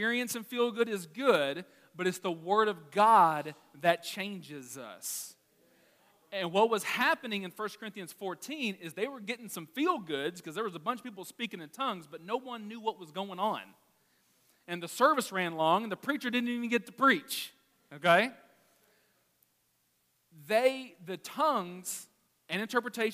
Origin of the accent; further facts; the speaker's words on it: Arkansas, United States; I'm from Arkansas